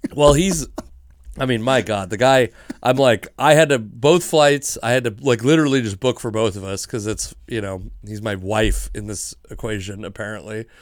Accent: Fife, Washington, United States; I grew up in Fife.

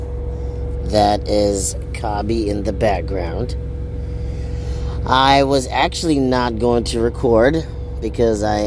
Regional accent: Rwanda; I'm from Africa, Rwanda

